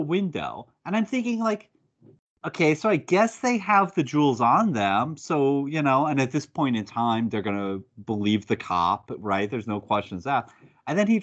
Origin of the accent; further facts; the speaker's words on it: United States; as an American